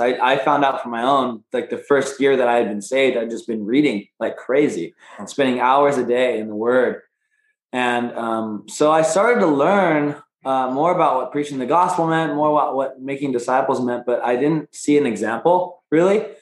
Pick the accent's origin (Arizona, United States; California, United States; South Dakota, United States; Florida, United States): Arizona, United States; Phoenix; We're both from Phoenix, Arizona